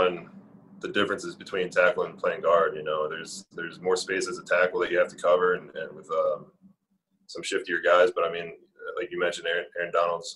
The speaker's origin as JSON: {"language": "English", "region": "Pennsylvania", "country": "United States", "said": "I'm from Pennsylvania, so it's closer to my family and friends"}